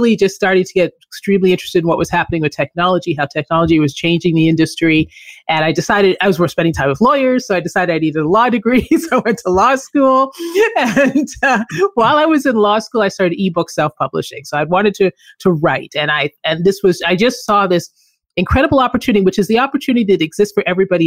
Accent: Canada; moved away as an adult; also born or lived in Philippines / Colombia / Chile / California; I grew up in Canada.

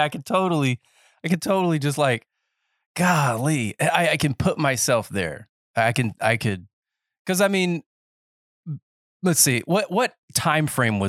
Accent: North Carolina, United States; Because I grew up in Nowhereville, North Carolina. That's not the actual name of the place, but it's just, you know, middle of the woods.

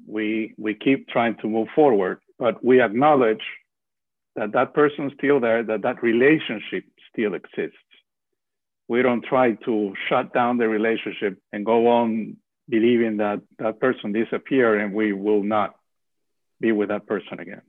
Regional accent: Venezuela; moved away; I'm also from Venezuela

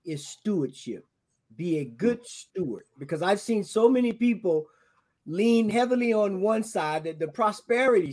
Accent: the South, United States; I'm from the South

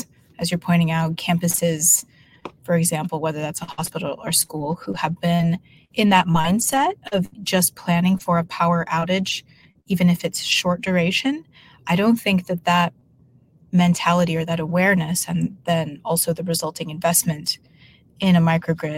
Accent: Denver, Colorado, United States; moved away as an adult; now in California, United States; In Denver, Colorado. So I was actually born in Denver proper and lived in Denver almost my whole life until graduating high school

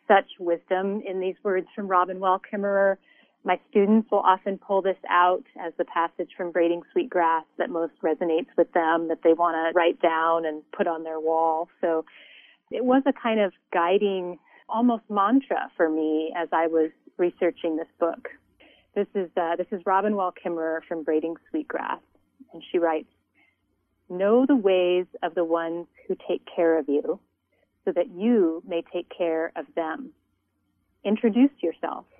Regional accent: Montana, United States; born or raised there; now in Santa Barbara, United States

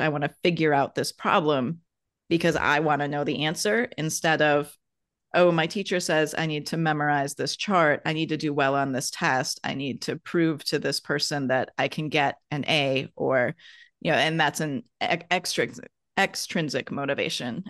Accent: Wisconsin, United States; I'm from Wisconsin and we have lots of, like, idioms and adages in the Midwest

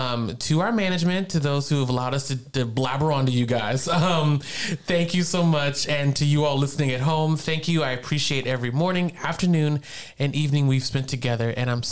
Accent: Virginia, United States; also born or lived in Eastern North Carolina; now in North Carolina, United States; I never thought this little boy from Virginia would end up in Ohio.

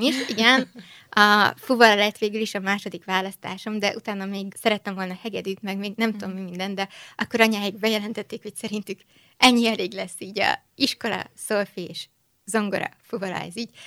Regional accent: Budapest, Hungary; moved away as an adult; also born or lived in Vienna, Austria; itt születtem Budapesten, uh-huh. itt születtem Magyarországon, itt is nőttem föl

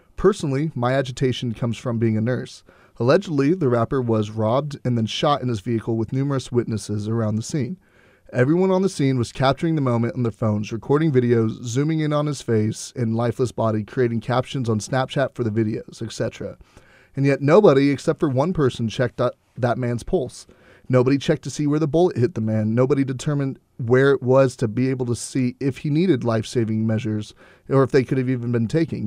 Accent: Houston, Texas, United States; I'm from Houston

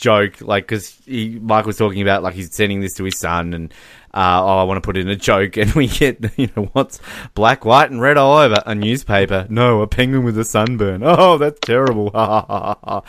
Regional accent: Australia; we're Australian

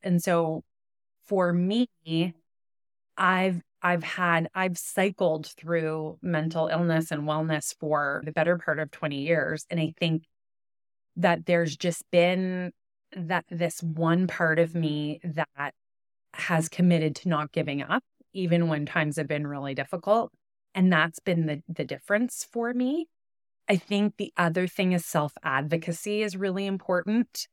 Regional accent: Ottawa, Ontario, Canada; also born or lived in Toronto; as a kid growing up in Ottawa

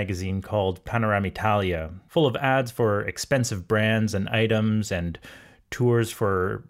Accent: Montreal, Quebec, Canada; growing up in Montreal

